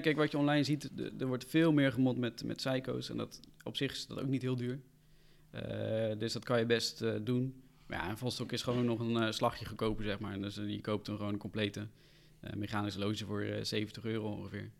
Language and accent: Dutch; Rotterdam, South Holland, Netherlands; Ik kom uit Rotterdam